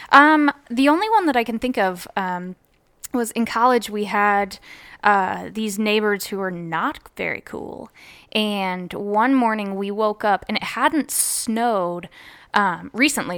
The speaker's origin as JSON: {"language": "English", "town": "Columbus", "region": "Ohio", "country": "United States", "also_born_or_lived": "Athens, Ohio", "said": "I'm from Columbus, Ohio, and I went to college in Athens, Ohio"}